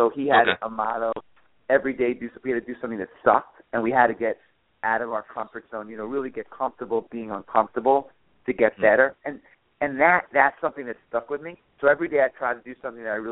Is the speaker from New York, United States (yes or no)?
yes; Long Island, New York, United States; I grew up on Long Island